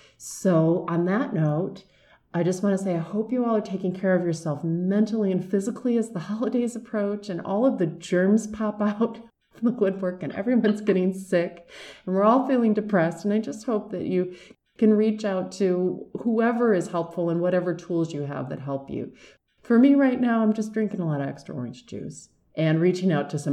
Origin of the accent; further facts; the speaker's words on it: Michigan, United States; Well, it's funny. I grew up in Michigan, and I'm not a big fan of cold weather.